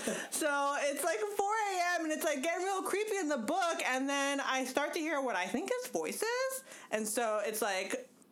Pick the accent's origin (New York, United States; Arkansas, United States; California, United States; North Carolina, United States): California, United States; I am from the West Coast.